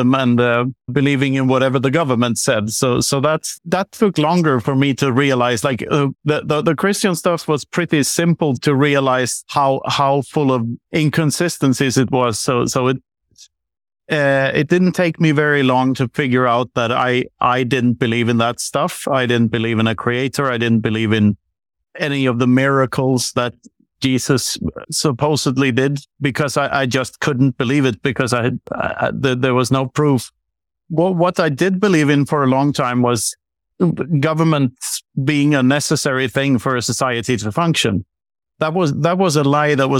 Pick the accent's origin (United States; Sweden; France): Sweden; I grew up on the Swedish countryside